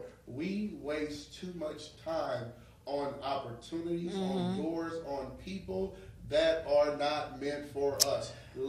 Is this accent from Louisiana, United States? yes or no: yes; New Orleans, Louisiana, United States; So when people always say, well, you don't sound like you from New Orleans, I know I sound like I'm from New York, right?